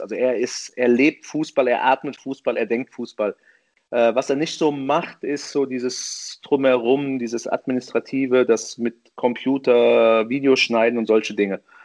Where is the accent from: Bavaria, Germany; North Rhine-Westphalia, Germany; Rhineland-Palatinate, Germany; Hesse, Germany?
Hesse, Germany; Offenbach am Main; ich bin selbst in Offenbach geboren